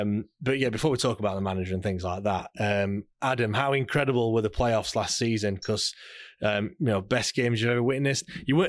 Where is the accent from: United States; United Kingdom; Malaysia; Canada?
United Kingdom; South West England; Well, I came from Cornwall